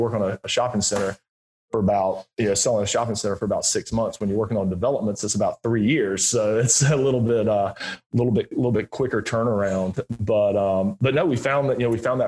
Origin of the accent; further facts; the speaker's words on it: Greenville, South Carolina, United States; moved away as an adult; I grew up in Greenville, South Carolina